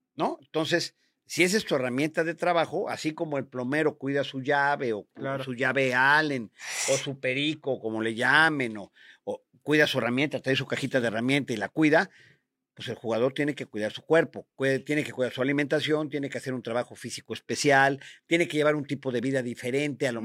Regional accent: Puebla, Mexico; nosotros como poblanos

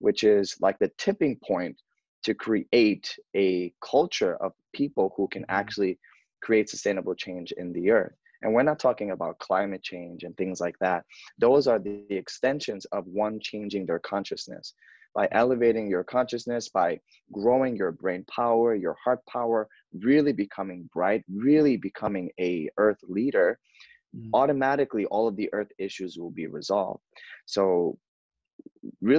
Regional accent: New York City, New York, United States; I grew up in New York, Bronx, New York

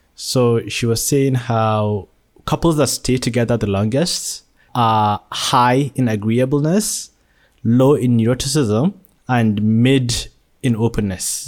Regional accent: Nigeria; now in Malaysia; I was born in Nigeria, but have been living in Malaysia for the past sixteen years.

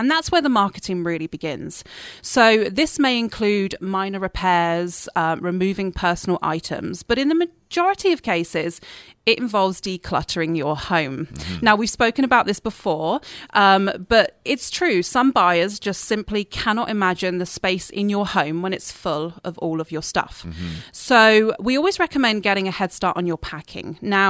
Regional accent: Dorset, South West England, United Kingdom; now in Canada; It's actually the south coast. It's the county of Dorset.

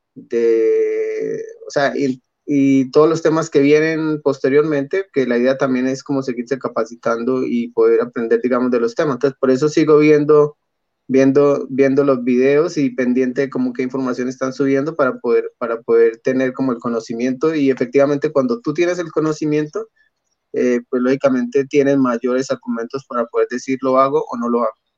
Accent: Colombia; moved away as an adult; yo soy extranjero, soy colombiano

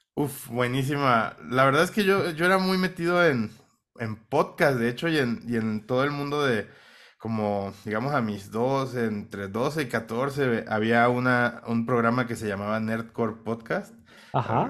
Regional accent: Minatitlán, Veracruz, Mexico; accent: Mexican; now in Bogotá, Colombia; nacido en México, soy de Minatitlán, Veracruz, una ciudad pues relativamente pequeña

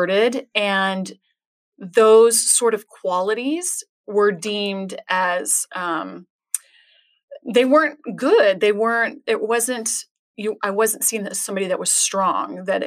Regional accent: Tempe, Arizona, United States; also born or lived in Scottsdale, Arizona / Flagstaff, Arizona / California; I am a native Arizonan. Mm-hmm. I was born in Scottsdale and okay. raised in Tempe

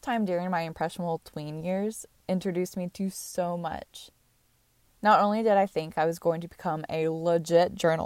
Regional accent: United States; I grew up in America

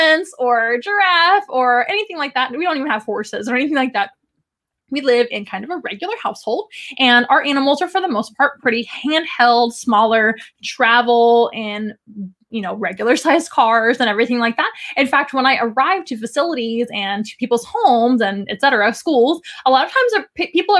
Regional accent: San Antonio, Texas, United States; in San Antonio, which is my hometown.

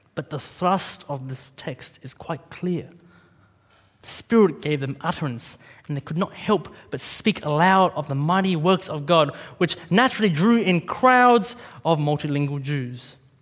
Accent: Australia; a Vietnamese kid growing up in Australia

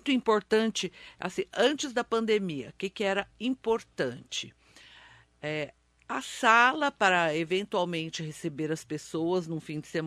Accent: Mogi das Cruzes, São Paulo, Brazil; Trabalho em Mogi, sou nascida em Mogi, formada em Mogi, então sou cria de Mogi das Cruzes.

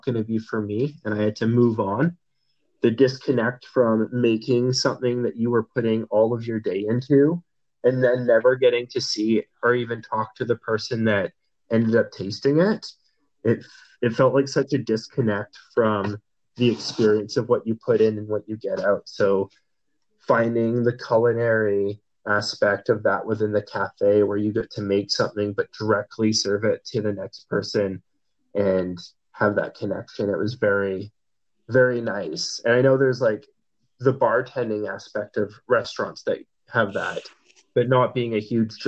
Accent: Campbell River, British Columbia, Canada; also born or lived in Calgary, Alberta; Calgary was where I was born, but I came to Campbell when I was like two.

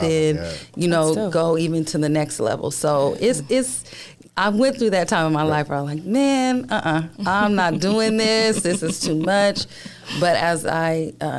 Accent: San Diego, California, United States; I grew up in Paradise Hills

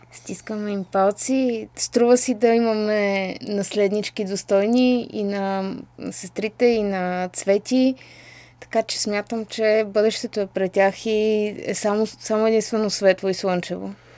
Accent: Bulgaria; аз като българка

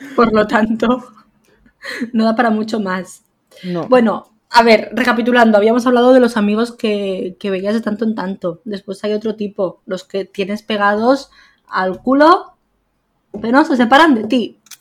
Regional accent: a village in Lleida, Catalonia, Spain; moved away as an adult; now in Barcelona, Spain; yo me vine de, de Lleida, a, bueno, de un pueblo de Lleida a vivir a Barcelona. Y claro, tengo a mi familia al final y a mis amigos toda la vida en un pueblo

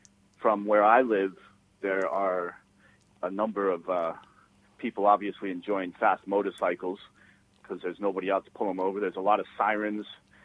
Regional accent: New York City, New York, United States; also born or lived in Queens, New York; from living here, living in the borough of Queens for over 20 years, growing up in the Bronx

